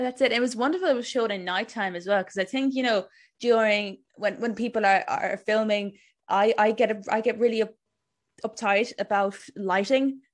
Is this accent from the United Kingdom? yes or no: no; Cork, Munster, Ireland; I was born in Cork myself.